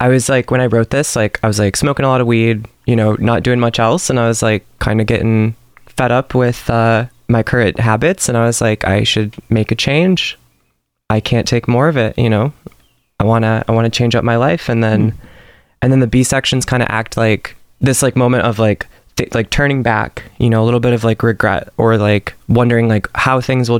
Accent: Huntley, Illinois, United States; I'm from Huntley, Illinois

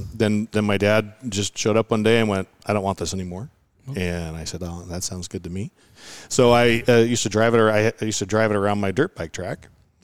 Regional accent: Arlington, Washington, United States; also born or lived in Trafton / Oso; I grew up in Trafton. Well, I grew up in Arlington, but my grandparents who raised me lived in Trafton, and then we had the sawmill out in Oso near the landslide.

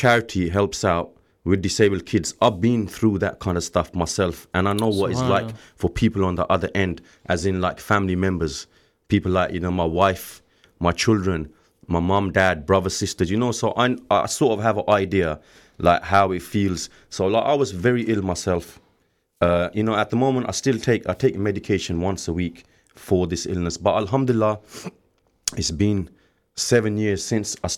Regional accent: Bedford, East of England, United Kingdom; moved away as an adult; now in Luton, United Kingdom; originally, I'm actually from Bedford. I grew up in a small town 20 miles from here called Bedford.

